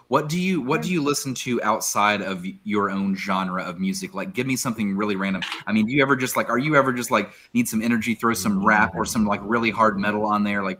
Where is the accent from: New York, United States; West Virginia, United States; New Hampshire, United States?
West Virginia, United States; Huntington; I am a Huntington guy myself. So, like, JD and I, we are Huntington High